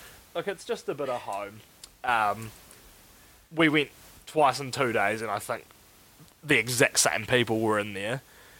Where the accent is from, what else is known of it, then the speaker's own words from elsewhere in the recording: Lower Hutt, Wellington, New Zealand; It really reminds me of the shitty bars I frequent in my hometown, such as the Sandbar, such as, what's that one in Petone?